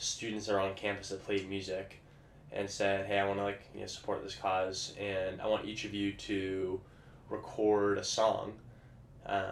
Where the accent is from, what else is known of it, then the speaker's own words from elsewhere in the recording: Vancouver, Washington, United States; moved away; I grew up in Vancouver, Washington